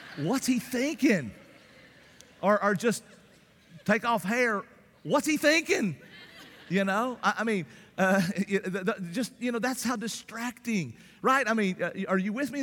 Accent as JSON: {"language": "English", "area": "the South", "region": "Southern United States", "country": "United States", "accent": "Southern", "said": "because of my Southern accent"}